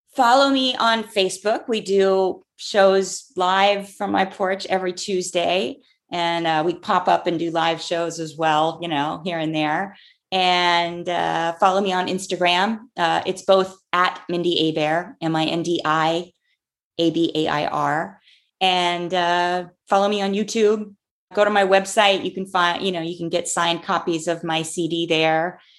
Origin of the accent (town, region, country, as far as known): Clearwater, Florida, United States; born or raised there